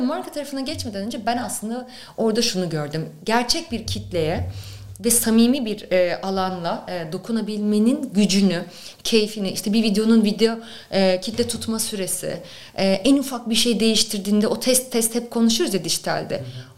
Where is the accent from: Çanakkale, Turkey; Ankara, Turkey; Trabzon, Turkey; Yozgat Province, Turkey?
Ankara, Turkey; moved away as an adult; also born or lived in Istanbul; ben Ankara'lıyım aslında. E, Ankara'da okurken e, derdim ki ben yani Ankara'dan gitmeyeceğim.